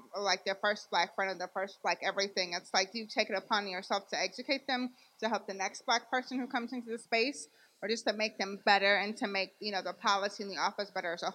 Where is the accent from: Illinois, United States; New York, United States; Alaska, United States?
Illinois, United States; Homewood; I'm from Homewood, which is now becoming black. So it was all white.